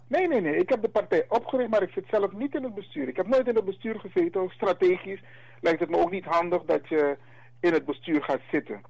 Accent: Suriname; Wij zijn Afro-Surinamers

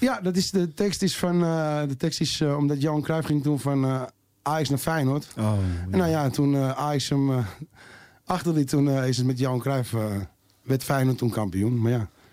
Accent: Amsterdam, North Holland, Netherlands; accent: Jordanees; ik ben geboren in Jordaan en ik eh, ben een echte Jordanees. Zoals jullie wel horen aan mijn stem

